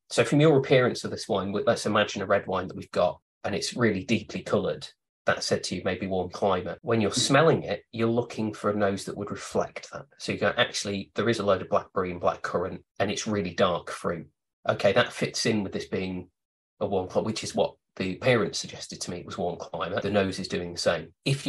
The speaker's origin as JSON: {"language": "English", "country": "United Kingdom", "said": "It might be Southern Italy, or it might be, as a Brit, it might be Australian or Argentina."}